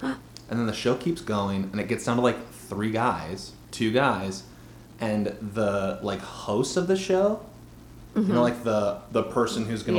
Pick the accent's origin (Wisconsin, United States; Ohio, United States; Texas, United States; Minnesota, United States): Wisconsin, United States; Brookfield; in my hometown, Brookfield, Wisconsin